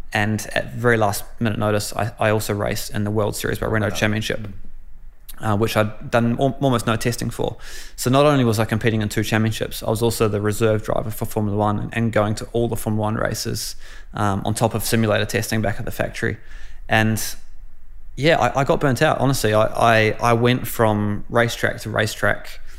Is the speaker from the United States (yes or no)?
no; New Zealand; You know, growing up in New Zealand, it's all normal, it's all great, but you don't think too much of it. But when you go abroad, you start to miss those little things and realize what a great country we do live in.